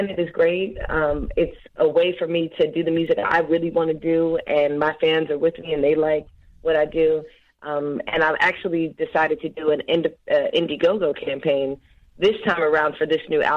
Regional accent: Philadelphia, Pennsylvania, United States; I'm a singer from Philadelphia.

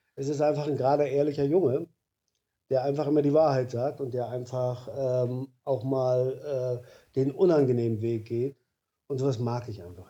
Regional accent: East Germany, Germany; also born or lived in Stralsund / Berlin; bei uns im Osten, gab es in den Betrieben immer so die Straße der Besten

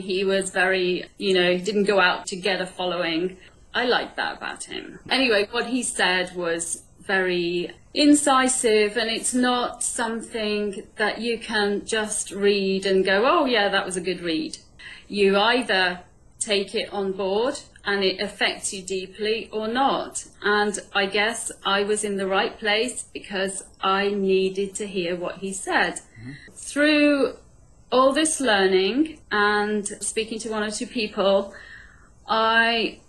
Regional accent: India; born there; I was born in India where there's like masses of them.

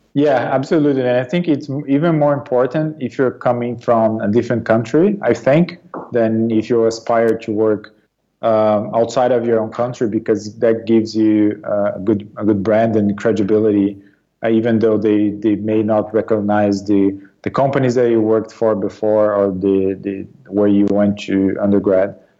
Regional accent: São Paulo, Brazil; moved away as an adult; also born or lived in Marseille, France / United States; now in London, United Kingdom; I was born and raised in Brazil, um, in the Sao Paulo region

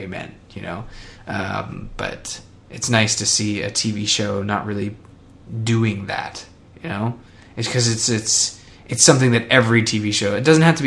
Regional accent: Canada; I'm Canadian

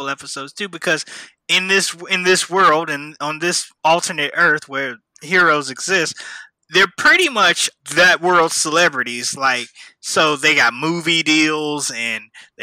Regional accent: Midwest, United States; I'm from the Midwest

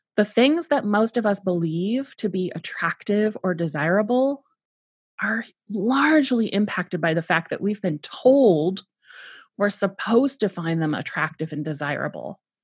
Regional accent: San Diego, California, United States; I was raised in San Diego, California, in the United States

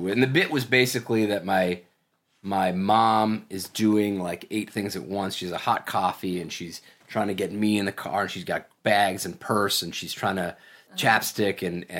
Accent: Toronto, Ontario, Canada; Toronto, Canada.

